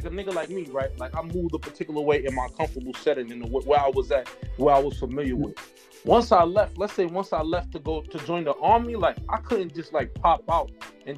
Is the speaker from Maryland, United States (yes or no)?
no; New York, United States; born or raised there